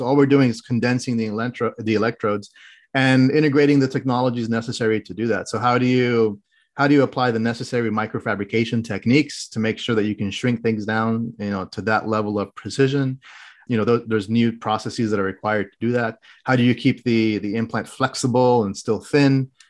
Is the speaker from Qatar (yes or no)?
yes; Qatar; also born or lived in Oman / Saudi Arabia; now in United States; But I actually grew up internationally. I grew up abroad. I grew up in the Middle East in countries such as Qatar, Oman, and Saudi Arabia. I spent 16 years there.